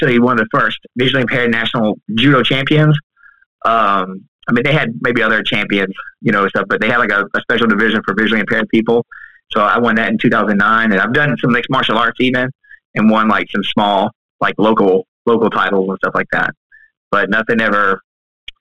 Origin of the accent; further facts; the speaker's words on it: Kentucky, United States; also born or lived in Louisville, Kentucky; now in Columbus, Georgia, United States; I am originally from Kentucky